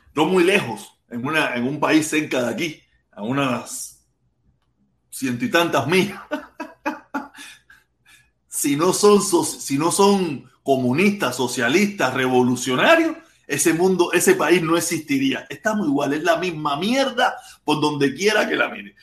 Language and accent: Spanish; Pinar del Río, Cuba; moved away as an adult; now in Hialeah, United States; Yo soy pinareño